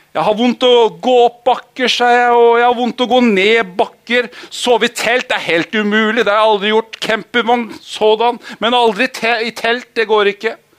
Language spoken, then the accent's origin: Norwegian; Holmestrand, Vestfold, Norway; Jeg er oppvokst i Holmestrand veldig stor del av året. Eller året. Livet.